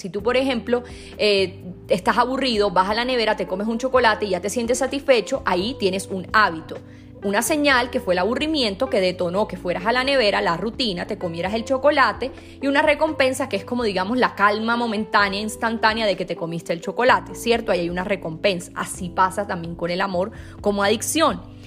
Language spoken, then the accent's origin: Spanish; Sincelejo, Sucre, Colombia; Yo soy de Cincelejo, es una ciudad en Colombia, pero es bastante pequeña